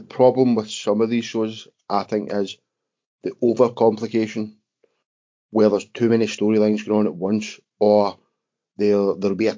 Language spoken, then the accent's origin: English; Scotland, United Kingdom; accent: Scottish; being Scottish, your accent can be quite difficult to understand at times